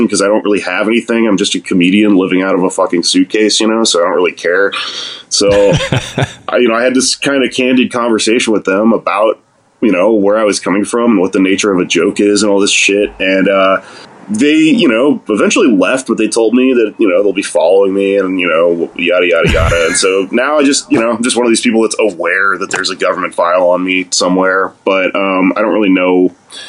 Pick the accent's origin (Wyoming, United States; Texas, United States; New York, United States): Texas, United States; I'm fucking Mexican. I'm from Texas.